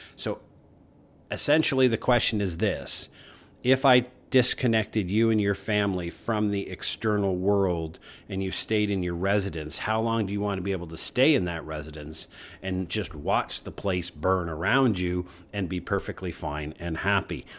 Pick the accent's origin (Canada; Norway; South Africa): Canada; I'm a Canadian, proud, north, strong, and free.